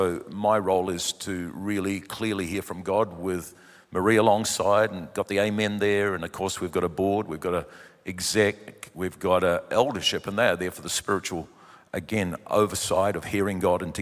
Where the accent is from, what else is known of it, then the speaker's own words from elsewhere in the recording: New Zealand; born there; And uh, we came to New Zealand. I'm a Kiwi by birth, but we came, as you know, 29 years ago